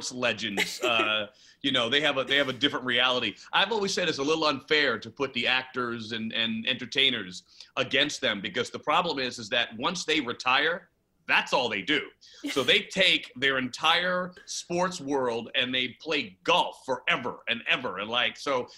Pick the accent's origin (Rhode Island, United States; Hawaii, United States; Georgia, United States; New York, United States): New York, United States; New York City; now in Los Angeles, United States; Growing up in the Bronx